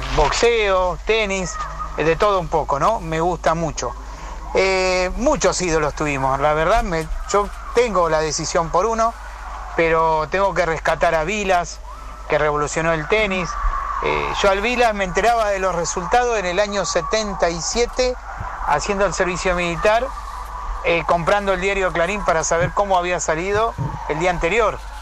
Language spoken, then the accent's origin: Spanish; Villa de Mayo, Buenos Aires Province, Argentina; Soy de acá, de Villa de Mayo